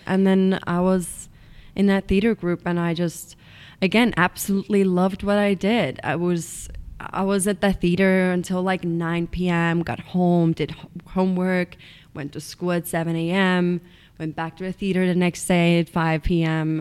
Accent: Estonia; English is a second language; moved away as an adult; now in United States; I'm from Estonia, which is a small country in East Europe. Um, I grew up in a tiny little town

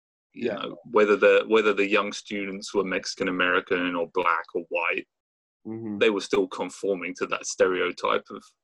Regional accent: Brighton, South East England, United Kingdom; moved away as an adult; also born or lived in Santa Barbara, California; now in Richmond, United States

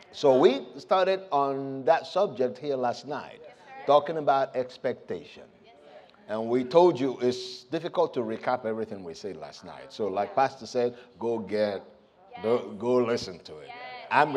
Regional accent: Nigeria; moved away as an adult; also born or lived in United States; I was born and raised in Nigeria, but I left right after high school.

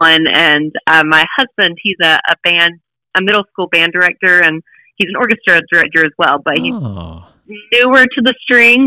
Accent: Hickory, North Carolina, United States; now in Nashville, United States; the Hickory Oktoberfest on their main stage in my hometown

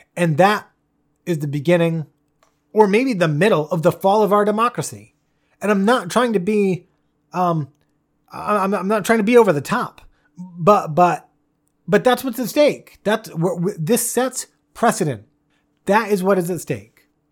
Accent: United States; as an American

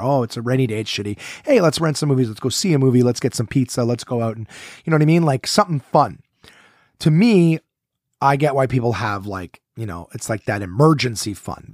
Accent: Ottawa, Ontario, Canada; from Ottawa, my hometown where I am sitting right now

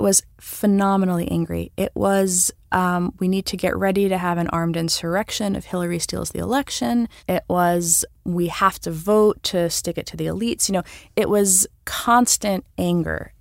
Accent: New York, United States; I'm a New Yorker I have New York pride

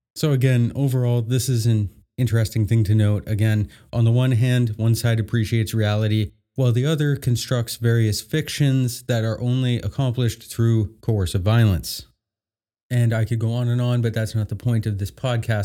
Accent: Canada

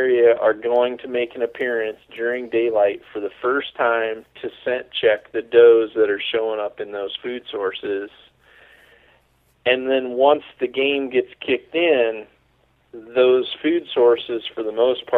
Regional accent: Mississippi, United States; moved away; originally, I'm from Mississippi

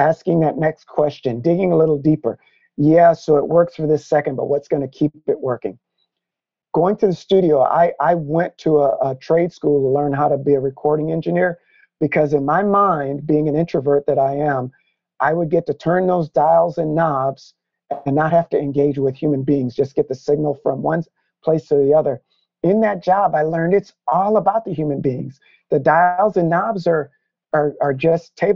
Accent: Hampton, Virginia, United States; I was born on Langley Air Force Base, which butts right up against Langley Research Center, NASA.

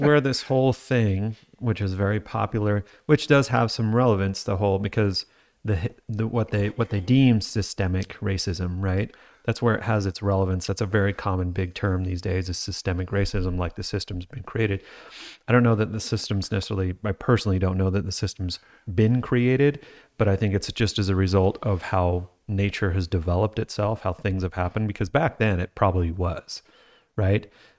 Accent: Utah, United States; We live in Utah, I grew up in Utah.

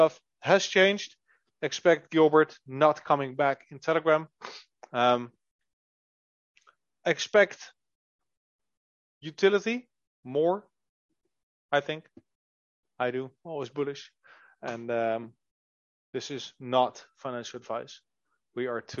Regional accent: Netherlands; We are from the Netherlands

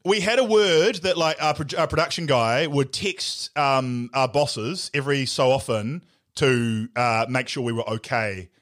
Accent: Nelson, New Zealand; moved away; I grew up in Nelson where we didn't really have gangs.

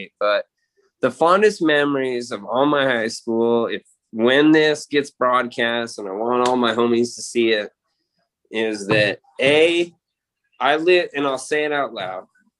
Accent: Spearfish, South Dakota, United States; moved away; also born or lived in Sundance, Wyoming; When I moved from South Dakota in Spearfish over to Sundance, I was a little bit better than everybody in my age group.

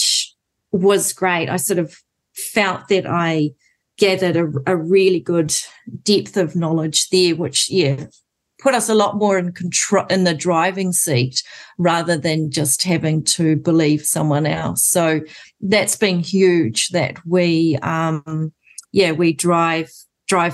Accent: Auckland, New Zealand; now in South Waikato, New Zealand; I was born in Auckland, definitely not a city girl whatsoever

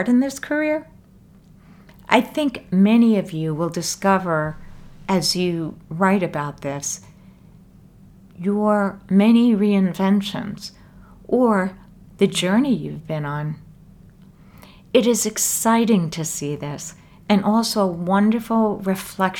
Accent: New York, United States; I grew up in New York, and I now live in New York City

